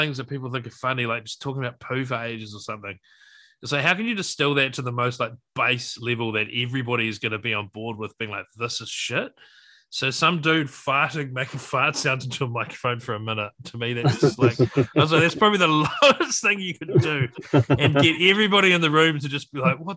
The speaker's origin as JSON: {"language": "English", "country": "New Zealand", "tie": "born or raised there", "said": "I was born here, but I'm like a first generation New Zealander."}